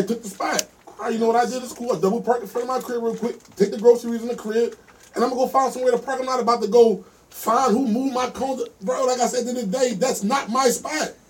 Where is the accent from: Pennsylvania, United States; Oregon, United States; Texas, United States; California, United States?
Pennsylvania, United States; Philadelphia; I'm from South Philadelphia.